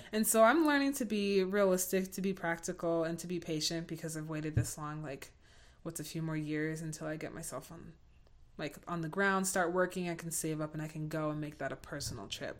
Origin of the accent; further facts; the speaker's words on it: United States; I'm also American